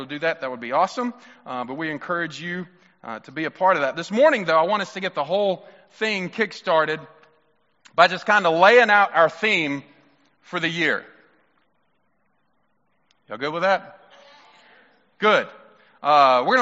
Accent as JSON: {"language": "English", "region": "Mississippi", "country": "United States", "said": "I'm from Mississippi"}